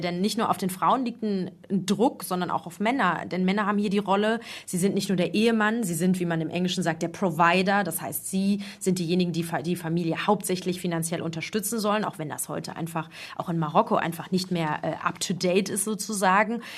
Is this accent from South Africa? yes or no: no; Germany; now in Morocco; ich bin ja Deutsche